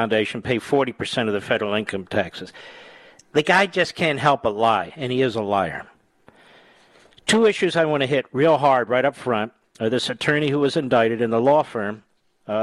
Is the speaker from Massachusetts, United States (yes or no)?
no; Philadelphia, Pennsylvania, United States; now in Loudoun County, United States; my hometown of Philadelphia